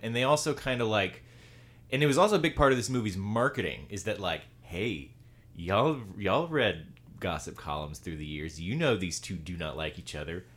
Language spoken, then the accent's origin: English; the South, United States; accent: Southern; most people who have, are from the South sound like us